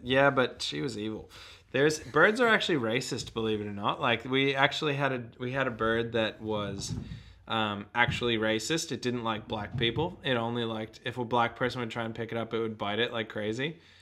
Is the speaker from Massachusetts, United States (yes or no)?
yes; Boston, Massachusetts, United States; also born or lived in Sunshine Coast, Australia; now in Australia; I originally hail from the shores of Boston on the east coast